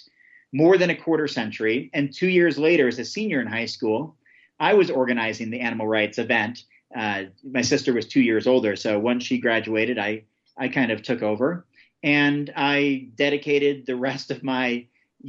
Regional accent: Oregon, United States; my home state of Oregon

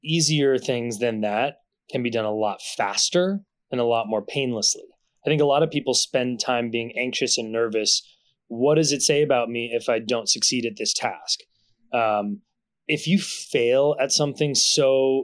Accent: Concord, Massachusetts, United States; moved away; also born or lived in Brooklyn / California; where I grew up in Concord

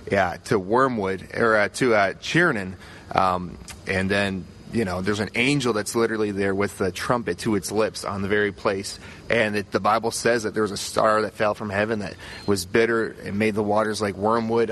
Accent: Halifax, Nova Scotia, Canada; I'm from Nova Scotia, Canada, Halifax, and uh, you know I work there as a youth pastor.

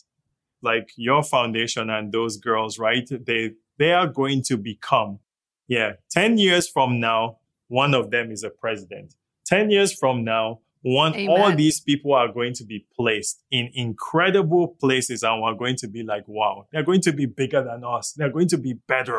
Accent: Zaria, Kaduna State, Nigeria; moved away as an adult; also born or lived in London; now in Toronto, Canada; I didn't grow up in the States. I grew up in Zaria.

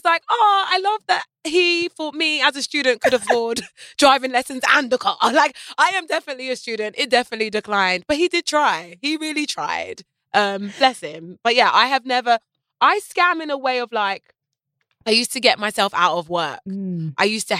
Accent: United Kingdom; I'm very British about scams. Like, it's very naughty to scam in Britain.

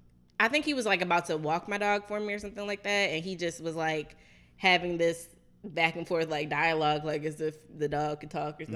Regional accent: Baltimore, Maryland, United States; I'm from here. I'm from Baltimore.

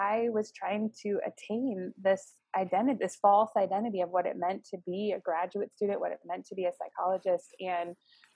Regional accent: Phoenix, Arizona, United States; moved away as an adult; also born or lived in Scottsdale, Arizona; now in Chicago, United States; we grew up in Phoenix and then Scottsdale area. went to high school in Arizona, graduated from Arizona State. So Arizona is like home for me.

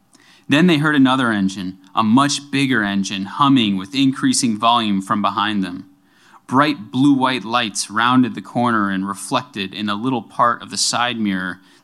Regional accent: Buffalo, New York, United States; a really intense blizzard in Buffalo, New York, where I'm from

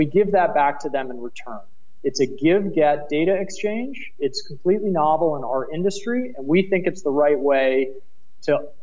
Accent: United States; accent: American; moved away as an adult; now in Berlin, Germany; my American accent

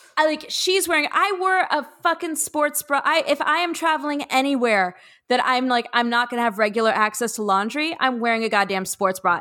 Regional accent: Los Angeles, California, United States; growing up in Los Angeles

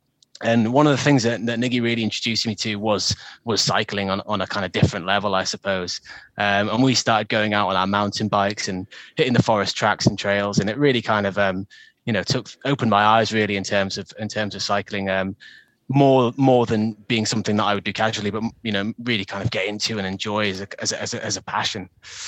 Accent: Lake District, North West England, United Kingdom; I grew up in the Lake District. I was very fortunate to grow up with the outdoors on my doorstep. And so growing up in a place where, you know, you're surrounded by mountains, lakes, rivers, it's all there. It's all on your doorstep. It's part of you.

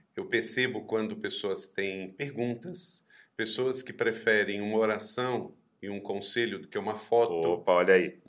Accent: Brazil; eu sou brasileiro

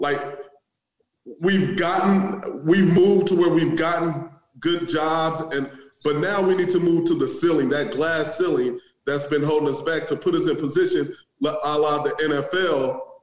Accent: Omaha, Nebraska, United States; also born or lived in Maryland / Wayne, Nebraska; I'm from Omaha

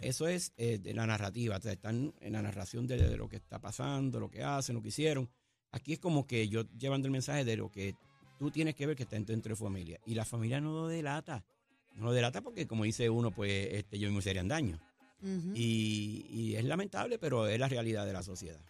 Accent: Caguas, Puerto Rico; En mi pueblo de Cagua

